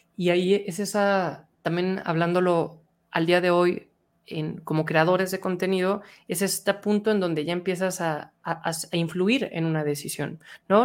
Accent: Mexico; yo hablando como mexicano

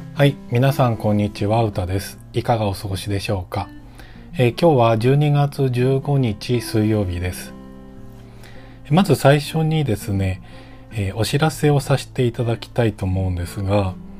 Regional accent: Ota, Tokyo, Japan; 僕のその生まれ育った大田区っていう東京都の大田区

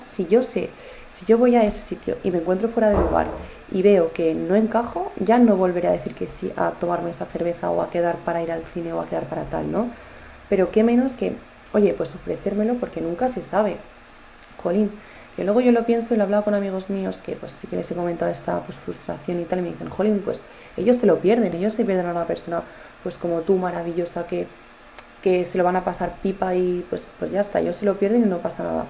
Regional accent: Spain; yo me siento muy española, eh, adoro mi país

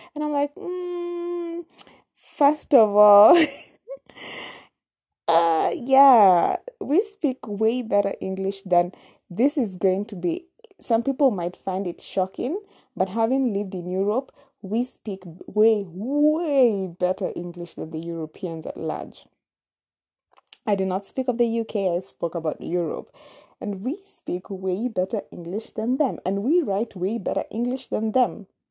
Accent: Nairobi, Kenya; first language Kamba; English is a second language; I was actually born in Nairobi, in the capital city of Kenya

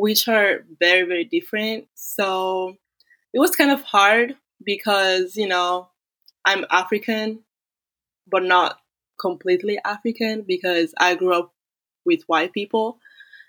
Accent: Italy; moved away as an adult; also born or lived in Florida State University; now in United States; I was born in Italy, but my parents are Nigerian, so I'm a Black Italian

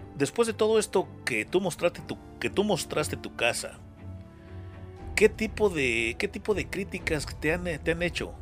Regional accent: California, United States; now in Atlanta, United States; yo nací en California, ahora te platico mi historia, pero yo tengo años viviendo aquí en Estados Unidos

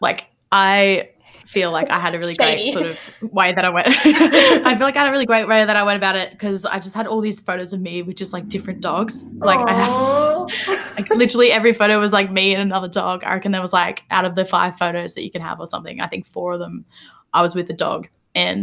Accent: Queensland, Australia; I'm from Queensland

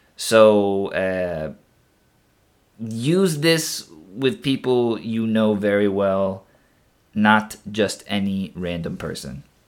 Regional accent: Texas, United States; my home state

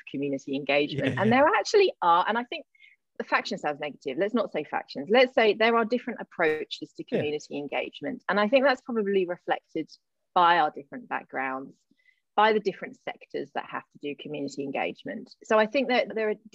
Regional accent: Gloucester, South West England, United Kingdom; a little place called Matson near my hometown of Gloucester

